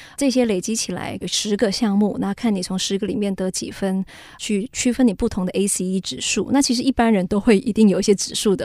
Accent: Taiwan; 我们台湾人非常有爱心

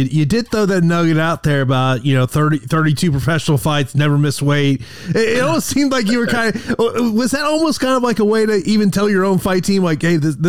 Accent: Florida, United States; as you are now living here in my home state of Florida.

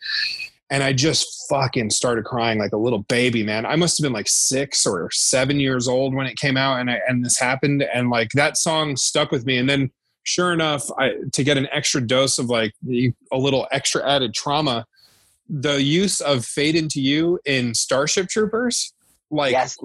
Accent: Santa Fe, New Mexico, United States; also born or lived in New Jersey; I grew up in Santa Fe, New Mexico. I was born in New Jersey originally, but I grew up in Santa Fe, New Mexico

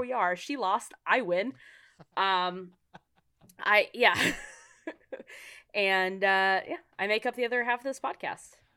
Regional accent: San Diego, California, United States; now in Los Angeles, United States; I was born and raised in San Diego

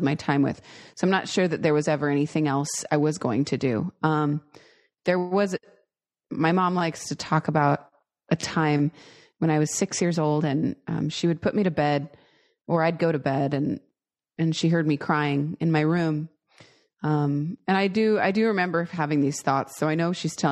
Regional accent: Seattle, Washington, United States; I grew up in the Seattle area.

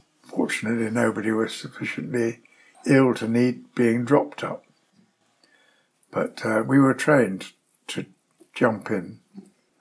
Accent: Wednesbury, West Midlands, United Kingdom; moved away as an adult; also born or lived in Uppingham / Malaysia / Jerusalem / North Borneo; now in Draycott, United Kingdom; Uppingham was school, and we lived in Wednesbury

